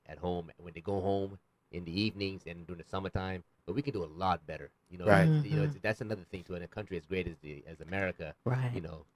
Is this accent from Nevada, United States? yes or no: yes; North Las Vegas, Nevada, United States; when I was growing up, because I grew up in Northtown, too, right there, Civic Center, Lake Mead, Winter Rancho High School